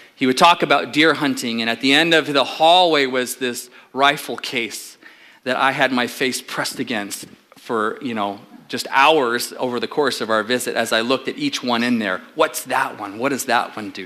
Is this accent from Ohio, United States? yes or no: no; Southern California, United States; I grew up in Southern California